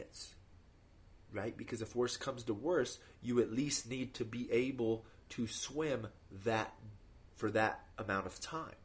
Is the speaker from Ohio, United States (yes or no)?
no; Colorado, United States; I'm from Colorado. So for me, the elevation doesn't matter. Like, I've lived here my whole life.